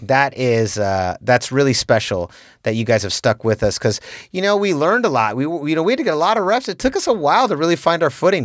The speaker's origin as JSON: {"language": "English", "town": "San Francisco", "region": "California", "country": "United States", "tie": "born or raised there", "said": "me and Raymond in particular, we're from the Mission District"}